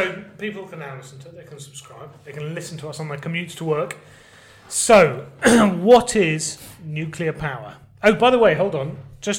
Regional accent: Liverpool, North West England, United Kingdom; accent: strong Scouse; You can hear my strong Scouse accent.

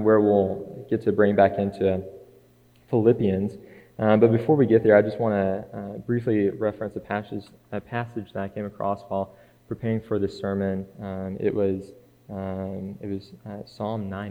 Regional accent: Scottsboro, Alabama, United States; also born or lived in Fackler; I was born in Scottsboro, yes, and raised there is what I say, but there's this little farming community called Fackler just a few minutes outside the city limits, and so I probably lived there until I was about 12

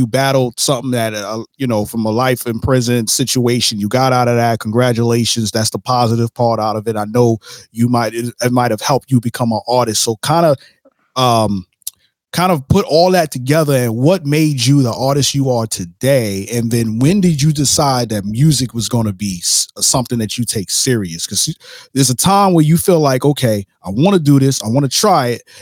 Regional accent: New York City, New York, United States; now in Jacksonville, United States; I'm from Brooklyn, New York, but I've been out here for a minute

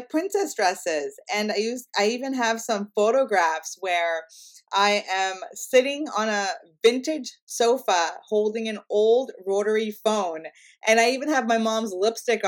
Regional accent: Canada; I'm Indian by heritage, and I'm first generation Canadian

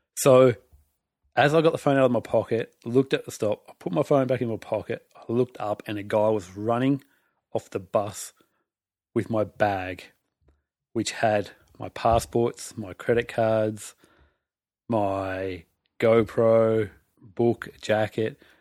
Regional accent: Australia; I'm from Australia

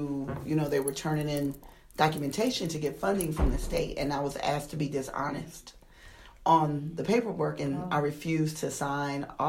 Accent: Toledo, Ohio, United States; moved away as an adult; now in Dallas, United States; I grew up in Toledo, Ohio

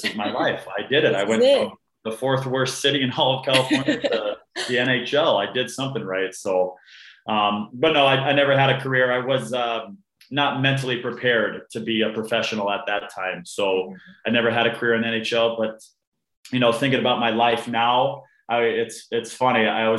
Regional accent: Canada; also born or lived in Arizona, United States; I was born in a small town in Arizona, and we immediately shot up to Canada, where my younger sister was born. My mom is full Canadian.

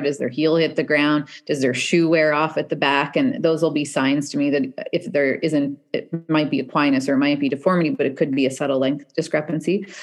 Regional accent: Canada; moved away; also born or lived in Seattle

